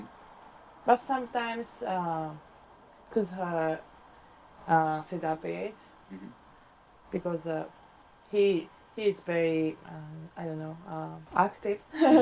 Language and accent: English; Sapporo, Hokkaido, Japan; English is a second language; now in Tokyo, Japan; My hometown is Sapporo.